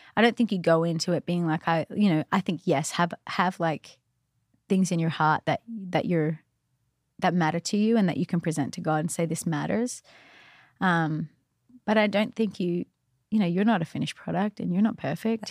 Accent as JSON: {"language": "English", "country": "Australia", "moved": "yes", "said": "I was from Australia"}